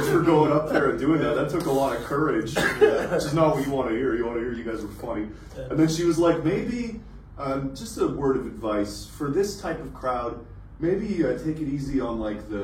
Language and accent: English; Canada; I'm Canadian, not American